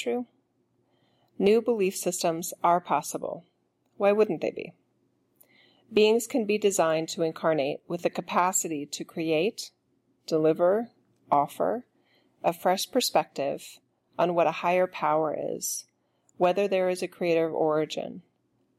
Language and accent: English; United States; I'm an American